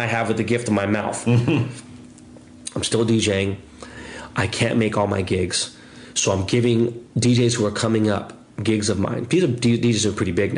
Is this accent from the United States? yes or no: yes; Los Angeles, California, United States; I'm an LA kid.